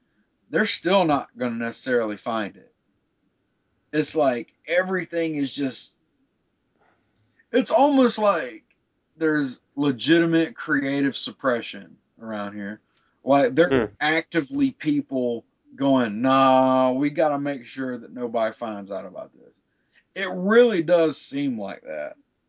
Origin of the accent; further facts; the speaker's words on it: the South, United States; growing up in the South, it's always, God's going to kill you.